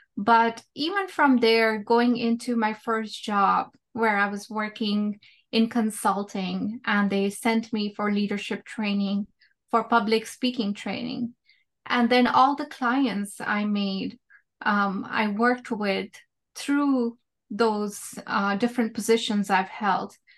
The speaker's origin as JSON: {"language": "English", "country": "India", "tie": "born or raised there", "moved": "as an adult", "lives_now": "United States", "said": "when I was growing up in India, I was a very quiet kid"}